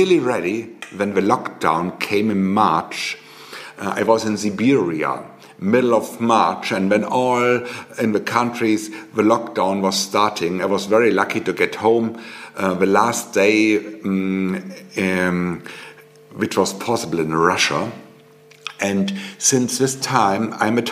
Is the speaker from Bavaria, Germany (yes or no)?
yes; Bavaria, Germany; I'm living in the most beautiful part of Germany, in Oberbayern